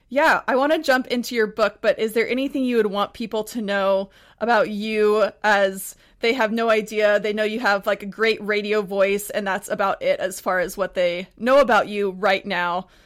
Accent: Texas, United States; also born or lived in Montana; now in Pacific Northwest, United States; I'm from Texas, but I actually just, before I moved to the Pacific Northwest, I was in Montana

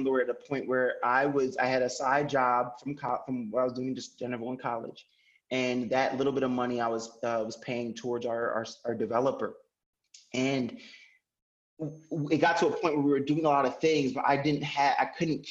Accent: Paterson, New Jersey, United States; I'm an American. I was born in Paterson, New Jersey.

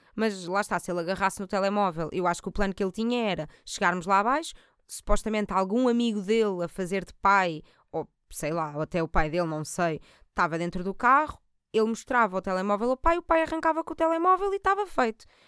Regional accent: Portugal; eu também sou da margem sul

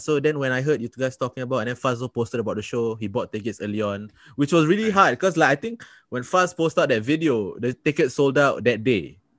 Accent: Singapore; I'm from Singapore.

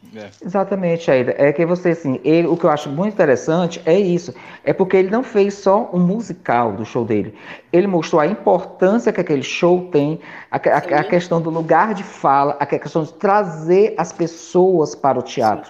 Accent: Ceará, Brazil; como cearense

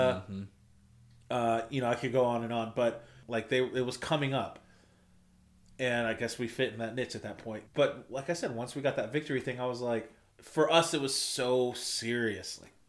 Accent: Michigan, United States; I'm from Michigan.

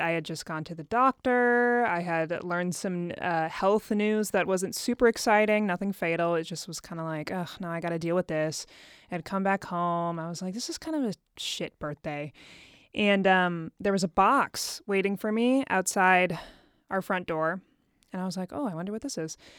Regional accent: Dayton, Ohio, United States; moved away as an adult; also born or lived in Chicago, Illinois; now in Nashville, United States; I was born and raised in Dayton, Ohio

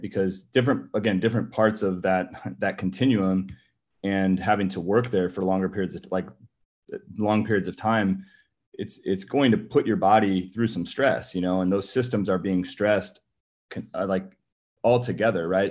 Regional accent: California, United States; moved away as an adult; also born or lived in Massachusetts / Memphis, Tennessee; I'm originally from California, so, um, you know, born and raised

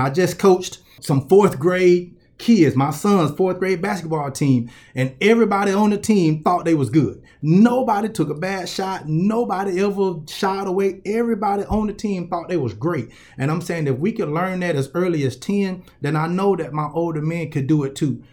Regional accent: Columbus, Georgia, United States; I'm from Columbus, Georgia

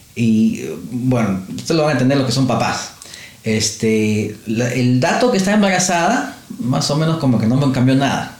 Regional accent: Lima, Peru; moved away as an adult; now in Australia; En, Perú, en mi tierra

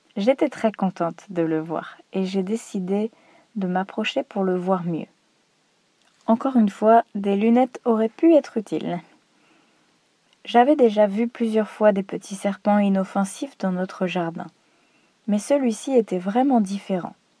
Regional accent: Normandy, France; moved away as an adult; now in Croatia; Dans ma région natale, en Normandie, il y a beaucoup de nature et de forêts.

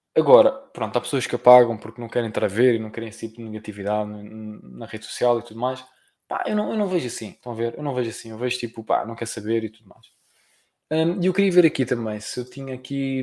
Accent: Portugal; eu sou português, né? pronto. mas e, e que pronto, e que nasci em Portugal

